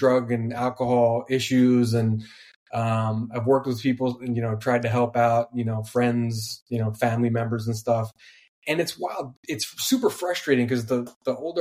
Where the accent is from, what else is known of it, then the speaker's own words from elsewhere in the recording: New Jersey, United States; I'm from South Jersey